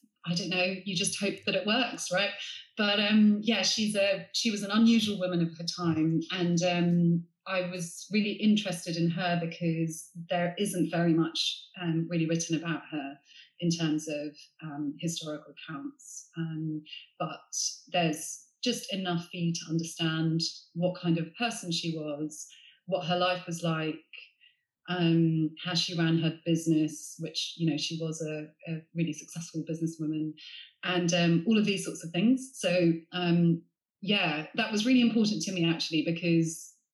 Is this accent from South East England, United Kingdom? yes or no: yes; Sevenoaks, South East England, United Kingdom; I grew up in Middle England in Sevenoaks in Kent